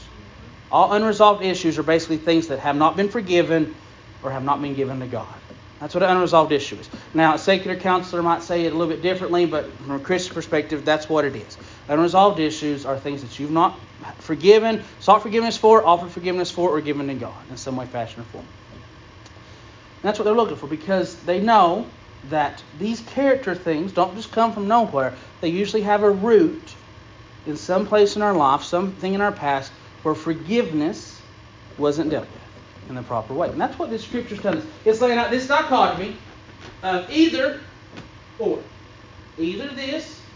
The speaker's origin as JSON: {"language": "English", "area": "Unicoi County", "region": "Tennessee", "country": "United States", "tie": "born or raised there", "said": "I grew up in Unicoi County"}